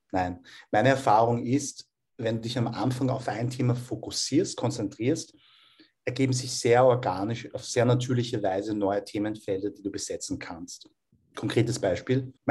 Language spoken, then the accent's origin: German; Vienna, Austria; Ja, ich bin in Wien geboren und aufgewachsen, also Unterhaltung.